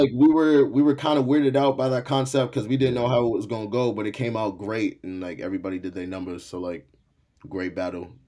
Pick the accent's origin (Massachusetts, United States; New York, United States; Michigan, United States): Massachusetts, United States; Malden; first language English; also born or lived in Haiti; grew up in the projects for a little bit until I wanna say I was around, like, seven years old, then we moved into a middle class home, uh, out in Malden, Massachusetts